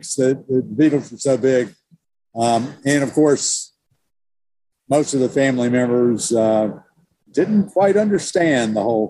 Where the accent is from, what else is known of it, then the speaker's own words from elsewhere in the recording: North Carolina, United States; also born or lived in Virginia / Connecticut / Massachusetts / Georgia; I grew up down here in Eastern North Carolina, and grandparents owned a general store and an insurance business, and they were both also tobacco farmers